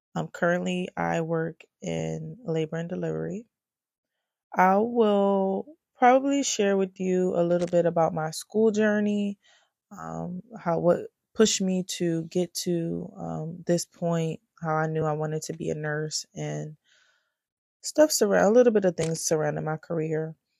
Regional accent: Philadelphia, Pennsylvania, United States; I am from Philly, born and raised North Philly to be exact

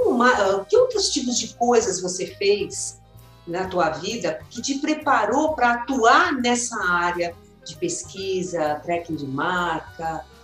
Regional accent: São Paulo, Brazil; Eu sou aqui de São Paulo, ah, paulista, meu.

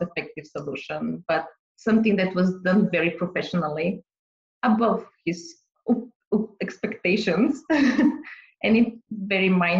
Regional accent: Bulgaria; also born or lived in Boston, United States; now in Ontario, Canada; I'm originally from Bulgaria, Southeast Europe, for people that don't know where is it exactly, border with Greece

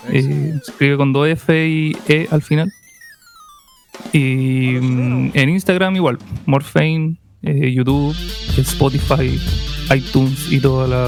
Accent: Valparaíso, Chile; Soy de acá de Valparaíso. Y soy compositor y productor.

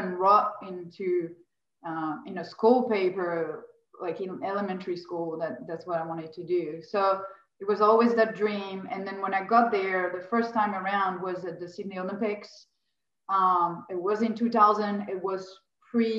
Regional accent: Lyon, Auvergne-Rhône-Alpes, France; moved away as an adult; also born or lived in Paris, France / Australia; now in Los Angeles, United States; I'm originally from France, like you mentioned. I grew up in a town called Lyon in the south of France.

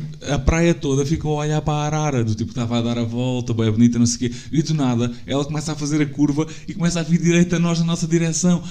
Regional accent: Algarve, Portugal; sou do Algarve

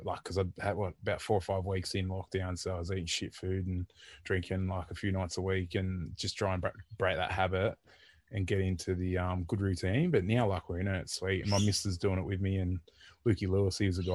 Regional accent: Port Macquarie, New South Wales, Australia; also born or lived in Sydney; I grew up in Port Macquarie

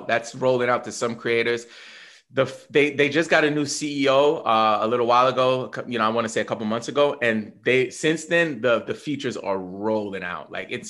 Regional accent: New York, United States; I'm from New York, but whatever.

